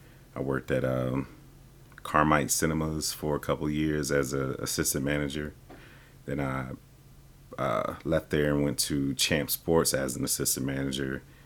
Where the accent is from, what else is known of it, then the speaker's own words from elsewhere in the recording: South Bend, Indiana, United States; I was born in South Bend, Indiana. My birthday is August 10th, 1980, so I'm a lovely Leo.